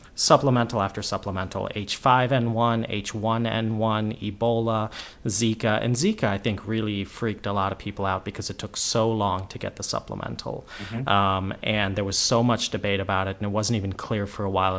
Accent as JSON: {"language": "English", "region": "California", "country": "United States", "tie": "born or raised there", "moved": "yes", "said": "I grew up out in California"}